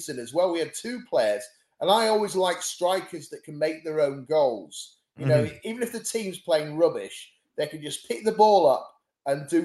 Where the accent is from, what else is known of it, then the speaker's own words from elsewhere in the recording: York, Yorkshire and the Humber, United Kingdom; also born or lived in Barnstaple, Devon; I was born in Barnstable, but I came up to York and I lived there, as I say, from about 7 or something like